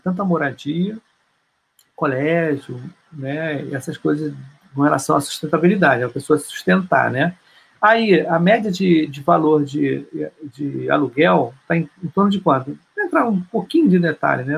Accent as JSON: {"language": "Portuguese", "country": "Brazil", "said": "a gente é, brasileiro"}